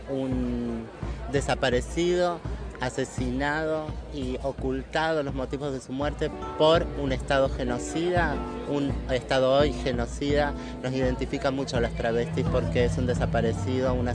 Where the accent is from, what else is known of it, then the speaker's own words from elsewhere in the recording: Argentina; soy de Argentina